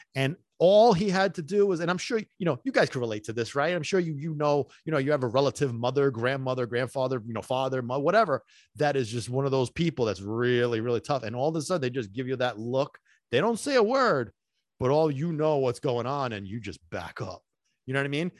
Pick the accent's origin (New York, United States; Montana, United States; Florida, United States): New York, United States; New York City; also born or lived in Sicily; now in New Jersey, United States; I'm a native New Yorker. I was born in Brooklyn